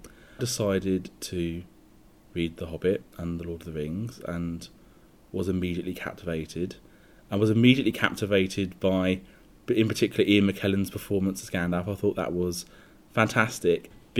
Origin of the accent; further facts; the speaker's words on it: South East England, United Kingdom; I'm 31 and I'm from Sussex in the UK.